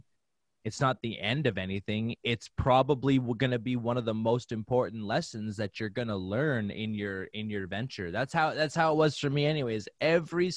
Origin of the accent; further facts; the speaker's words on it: Saskatoon, Saskatchewan, Canada; it's in my hometown